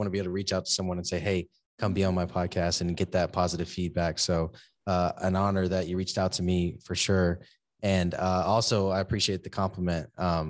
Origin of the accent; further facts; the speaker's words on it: San Antonio, Texas, United States; also born or lived in Seguin / Corpus Christi; So I was born in Seguin, Texas. I grew up in San Antonio and then all over the place, you know, military stepdad. And but I ended up in Corpus Christi for 15 years